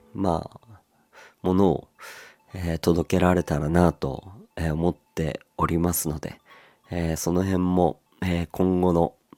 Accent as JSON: {"language": "Japanese", "region": "Aomori", "country": "Japan", "tie": "born or raised there", "moved": "yes", "said": "僕の地元でもありますえー、青森"}